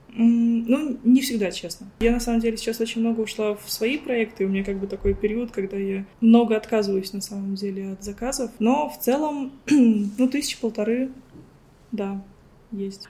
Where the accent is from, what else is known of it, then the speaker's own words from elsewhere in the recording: Ulyanovsk Oblast, Russia; moved away as an adult; also born or lived in Moscow; now in Cyprus; я из Ульяновской области